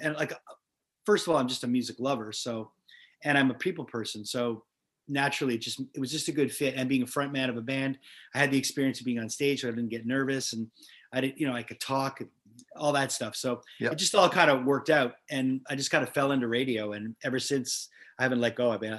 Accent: Montreal, Quebec, Canada; born or raised there

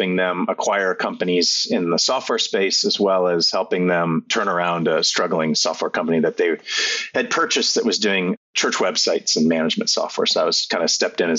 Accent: Fort Wayne, Indiana, United States; Fort Wayne, Indiana, which is my hometown

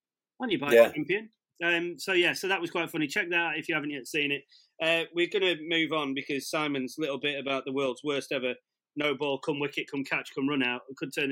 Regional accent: England, United Kingdom; I see myself as very English. I see myself as very white English.

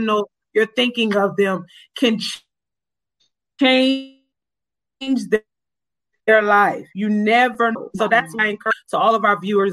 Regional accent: Orangeburg, South Carolina, United States; I'm from Orangeburg. I know people in this area

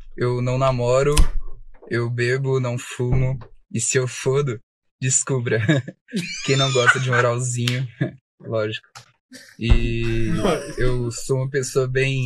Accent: Formiga, Minas Gerais, Brazil; sou de Formiga, mas eu fiz cursinho em Belo Horizonte

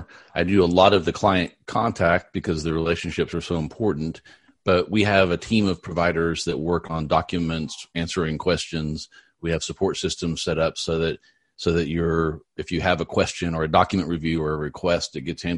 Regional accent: Texas, United States; I'm from Texas. I'm 30 miles north of Dallas

